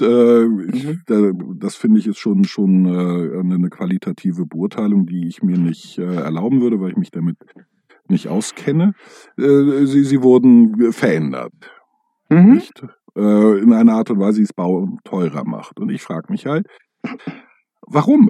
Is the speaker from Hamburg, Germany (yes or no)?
yes; Hamburg, Germany; als Hamburger